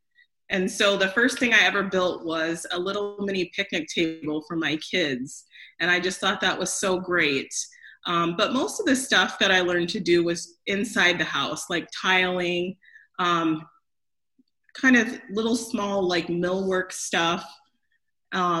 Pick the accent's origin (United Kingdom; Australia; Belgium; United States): United States; Grand Island, Nebraska; I grew up in Grand Island, Nebraska